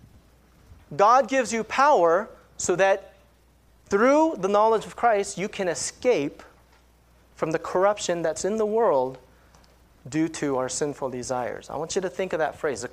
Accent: California, United States; I grew up in California

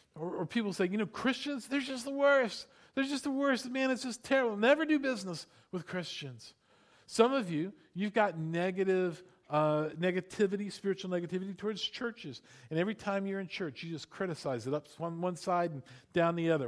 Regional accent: Florida, United States; I grew up in Florida

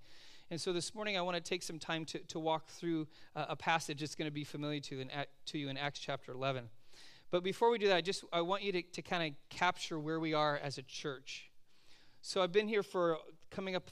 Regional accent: California, United States; moved away as an adult; also born or lived in Oregon; I am a Californian living in Oregon

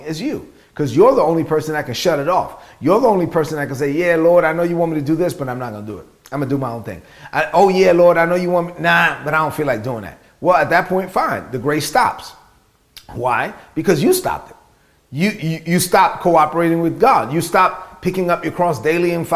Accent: New York City, New York, United States; growing up in Brooklyn, son of immigrant parents, being raised on public assistance

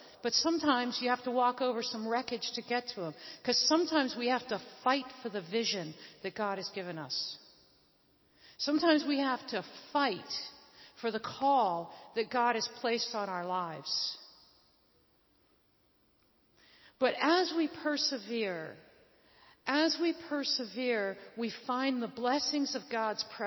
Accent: Northeast, United States; moved away; also born or lived in Afghanistan; I also came out of the Northeast

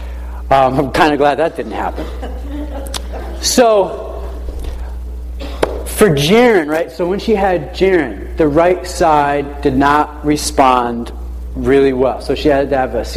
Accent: New London, Connecticut, United States; I was born in New London, Lawrence Memorial Hospital

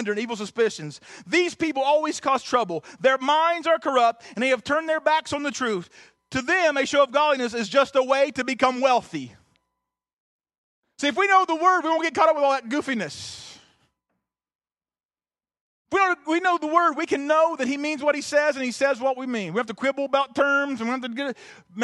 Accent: Southern Ohio, United States; I'm from Southern Ohio

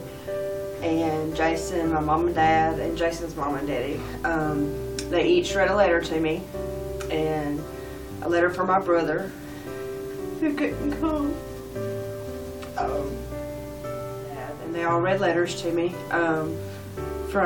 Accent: Edder, Georgia, United States; I'm from Edder, Georgia

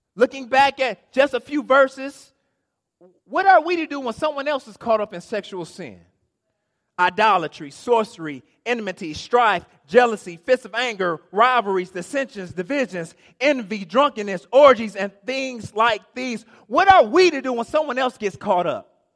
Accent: Inkster, Michigan, United States; I am from Inkster.

